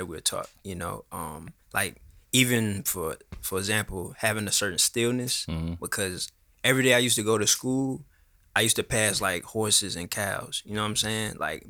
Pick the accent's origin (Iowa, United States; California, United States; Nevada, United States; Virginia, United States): Virginia, United States; Surry County; moved away; I'm actually from one of the first counties in Virginia, Surrey County, Virginia.